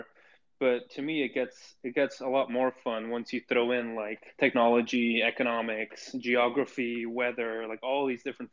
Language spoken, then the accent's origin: English; Bruges, Flanders, Belgium; I grew up in Bruges and, like, you know, in Belgium